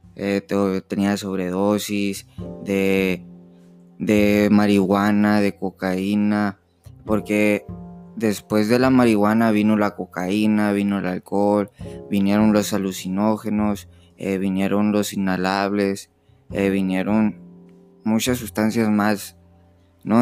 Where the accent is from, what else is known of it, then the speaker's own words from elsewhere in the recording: Nogales, Sonora, Mexico; soy de Nogales, Sonora